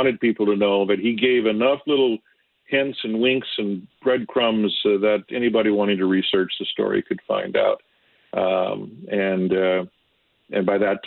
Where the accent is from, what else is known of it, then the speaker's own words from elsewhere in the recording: Detroit, Michigan, United States; moved away; also born or lived in Dearborn, Michigan / Springfield, Missouri / New York; I grew up in the Detroit area and born in Dearborn, Michigan